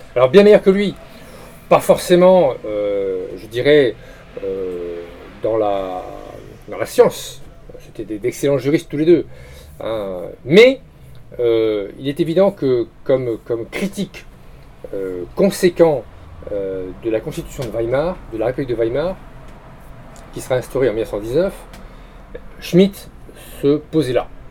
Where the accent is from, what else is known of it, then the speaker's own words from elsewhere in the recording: France; nous sommes des Français